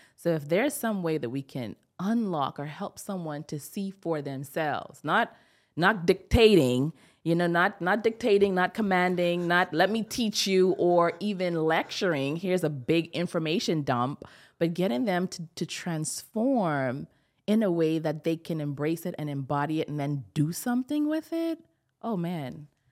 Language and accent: English; Bahamas; I'm from the Bahamas